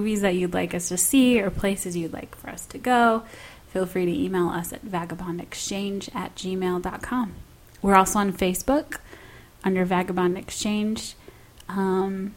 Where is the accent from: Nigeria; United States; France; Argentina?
United States; Michigan; now in Nashville, United States; I got spoiled growing up in Michigan because we always watch fireworks on the beach